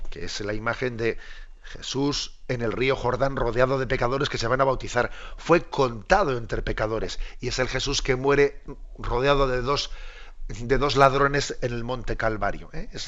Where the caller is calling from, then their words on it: Granada, Andalusia, Spain; de Granada.